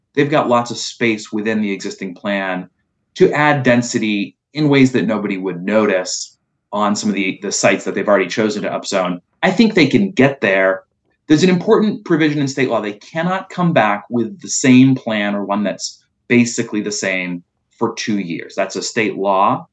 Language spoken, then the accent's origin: English; Milton, Massachusetts, United States; I grew up in Milton